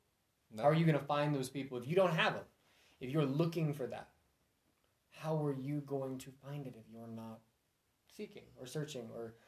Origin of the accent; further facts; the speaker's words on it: Missouri, United States; I'm from Missouri.